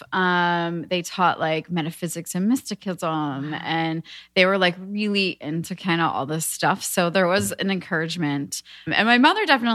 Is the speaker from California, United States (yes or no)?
no; outside of Philadelphia, Montgomery County, Pennsylvania, United States; now in Venice, United States; I'm from Pennsylvania